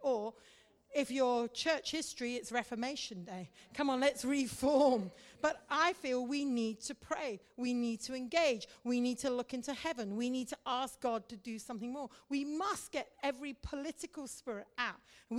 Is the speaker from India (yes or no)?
yes; India; You see, I grew up in India. I'm a Mish kid and a preacher's kid, grew up in India.